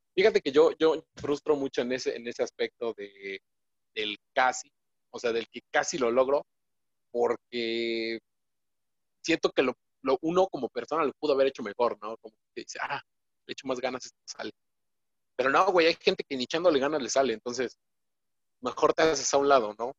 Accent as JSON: {"language": "Spanish", "country": "Mexico", "said": "nosotros, como mexicanos"}